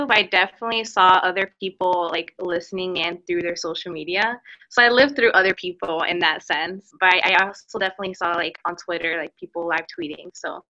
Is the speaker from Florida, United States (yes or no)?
yes; Miami, Florida, United States; I'm from Miami, Florida, and I'm a journalism major here at UF.